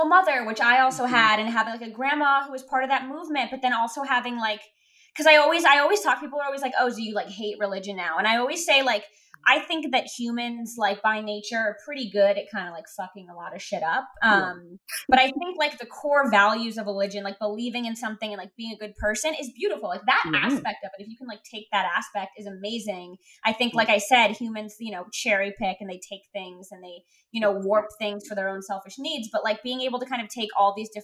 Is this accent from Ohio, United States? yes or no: no; Miami, Florida, United States; now in California, United States; I grew up in Miami